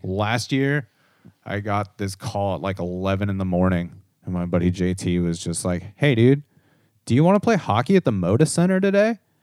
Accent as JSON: {"language": "English", "town": "Corona", "region": "California", "country": "United States", "tie": "born or raised there", "said": "I grew up in Corona"}